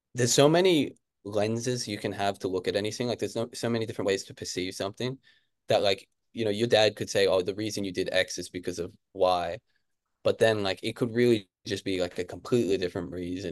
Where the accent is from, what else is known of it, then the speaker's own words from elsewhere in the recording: Canberra, Australian Capital Territory, Australia; moved away as an adult; also born or lived in Kentucky, United States; now in Brisbane, Australia; I grew up in Canberra, it's actually a pretty chill place